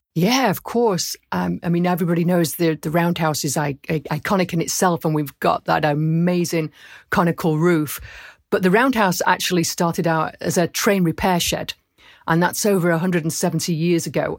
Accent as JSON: {"language": "English", "town": "Rochdale", "region": "North West England", "country": "United Kingdom", "tie": "born or raised there", "also_born_or_lived": "Camden, London", "moved": "yes", "said": "I was born in Rochdale"}